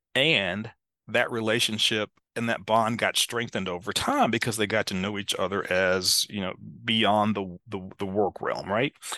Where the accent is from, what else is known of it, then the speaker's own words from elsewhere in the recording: Greensboro, North Carolina, United States; I found right here in my hometown this wonderful P H D program in leadership studies at North Carolina A and T State University